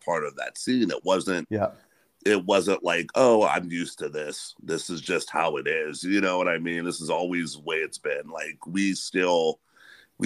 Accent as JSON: {"language": "English", "region": "Western Pennsylvania", "country": "United States", "said": "Western Pennsylvania"}